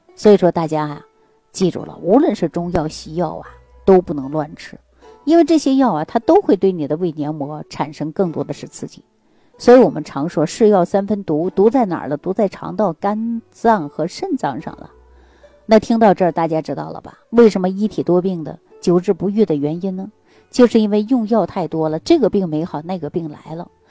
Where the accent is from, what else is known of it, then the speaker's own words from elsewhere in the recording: Northeast China, China; 咱们中国人啊，特别是我们东北人